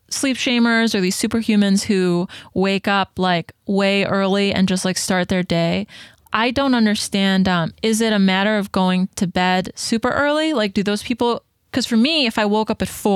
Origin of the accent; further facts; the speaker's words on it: Detroit, Michigan, United States; I'm from Detroit.